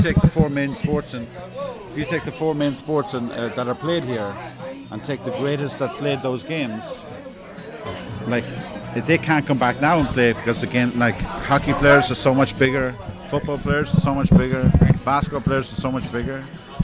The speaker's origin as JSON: {"language": "English", "country": "Ireland", "tie": "born or raised there", "moved": "yes", "lives_now": "New York, United States", "said": "I grew up in Ireland"}